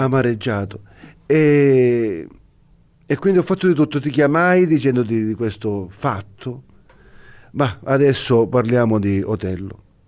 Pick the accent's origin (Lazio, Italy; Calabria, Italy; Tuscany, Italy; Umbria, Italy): Calabria, Italy; Reggio Calabria; per la nostra gente, per la nostra città